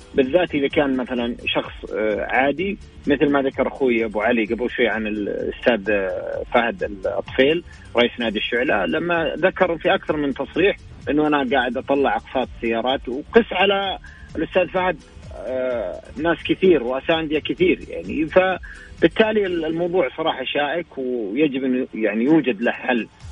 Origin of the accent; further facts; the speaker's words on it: Saudi Arabia; عندنا في السعودية